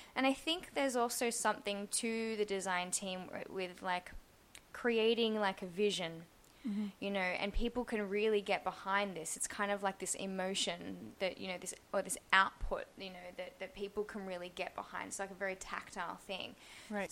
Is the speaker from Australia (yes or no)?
yes; Australia; moved away as an adult; also born or lived in Singapore / Poland / London; now in Berlin, Germany; I am from Australia